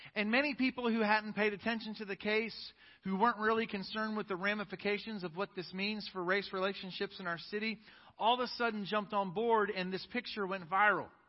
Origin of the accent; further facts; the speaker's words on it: East Coast, Northeast, United States; moved away as an adult; now in Fort Worth, United States; I was raised on the East Coast until 10 and a half years ago when God called us to Fort Worth. I had only ever lived in the East Coast. My most formative years were in the North, and I was raised by Northern parents